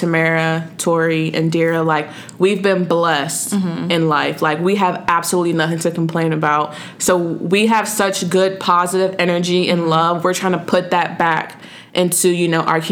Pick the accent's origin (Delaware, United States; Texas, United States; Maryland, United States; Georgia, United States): Maryland, United States; where I was born, which was Maryland.